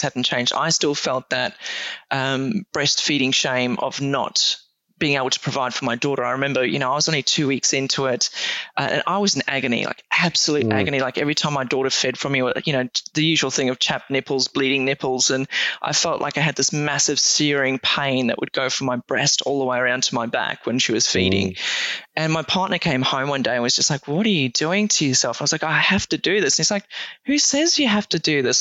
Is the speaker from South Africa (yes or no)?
yes; South Africa; I'm South African born. Right. And obviously spent a fair bit of time growing up on a farm in South Africa